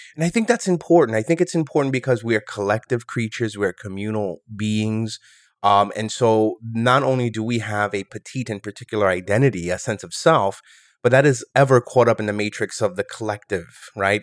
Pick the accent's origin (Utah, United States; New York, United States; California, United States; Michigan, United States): New York, United States; New York City; also born or lived in Rochester, New York; born and raised in New York City.